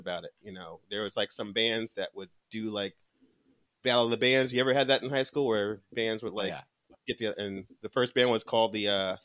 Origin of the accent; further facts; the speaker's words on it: New Jersey, United States; I'm from New Jersey, so we like to be called the Felt Americans